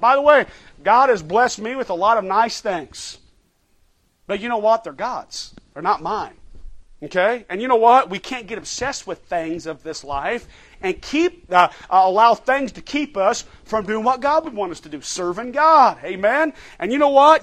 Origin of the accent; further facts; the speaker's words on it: United States; as American Christians